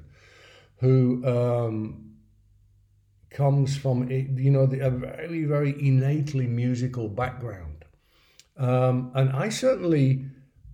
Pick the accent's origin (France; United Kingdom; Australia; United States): United Kingdom; England; moved away as an adult; also born or lived in London; now in Vienna, Austria; I say that as an English person